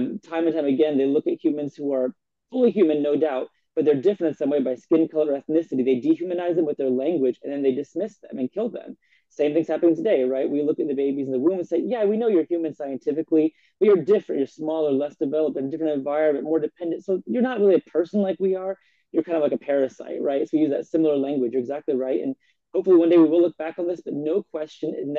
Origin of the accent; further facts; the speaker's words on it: Indiana, United States; my hometown of Indiana